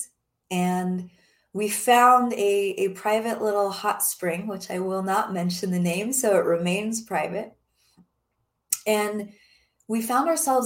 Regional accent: Denver, Colorado, United States; working in my home state in Denver, Colorado

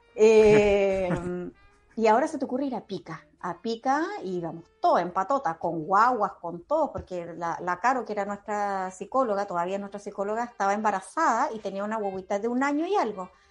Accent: Iquique, Tarapacá, Chile; somos de Iquique

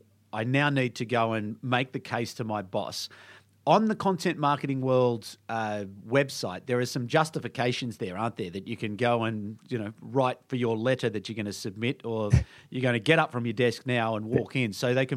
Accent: Canberra, Australian Capital Territory, Australia; I come from Canberra, so people sort of think the same thing about Canberra.

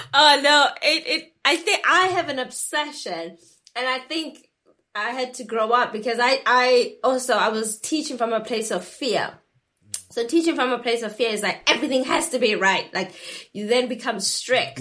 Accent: South Africa; I grew up in South Africa

